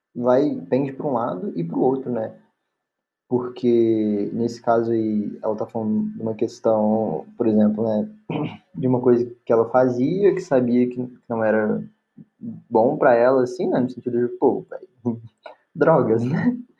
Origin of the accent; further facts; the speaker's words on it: Belo Horizonte, Minas Gerais, Brazil; sou de BH